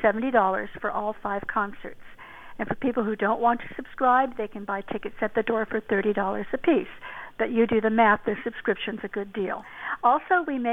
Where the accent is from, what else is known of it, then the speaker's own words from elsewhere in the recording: Fullerton, California, United States; also born or lived in Los Angeles; I grew up in Orange County in Fullerton, back when it was mostly orange groves.